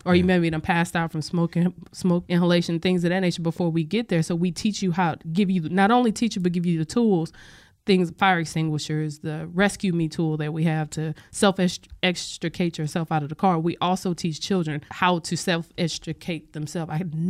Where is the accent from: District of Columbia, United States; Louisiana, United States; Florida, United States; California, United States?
Louisiana, United States; now in Washington, United States; I'm not originally from this area. I'm from Louisiana originally.